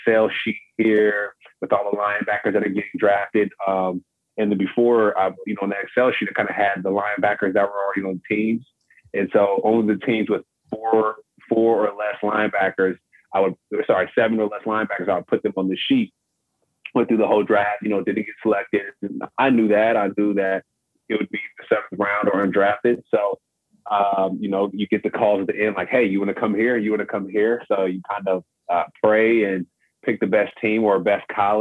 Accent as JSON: {"language": "English", "region": "California", "country": "United States", "said": "I'm from California"}